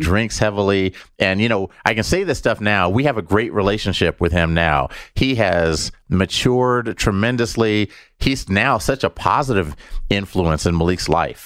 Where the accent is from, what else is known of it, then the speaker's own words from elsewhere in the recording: Denver, Colorado, United States; We're from Denver.